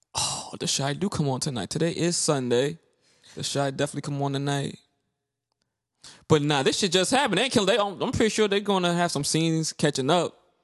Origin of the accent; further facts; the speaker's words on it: Brooklyn, New York, United States; I was born in Brooklyn